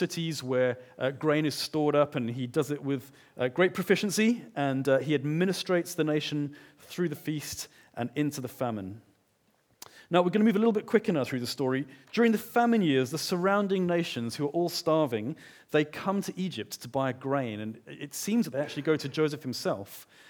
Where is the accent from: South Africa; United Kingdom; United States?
South Africa; Johannesburg, Gauteng; I grew up in Johannesburg. My parents separated when I was quite young, and we went through times of feast and times of famine.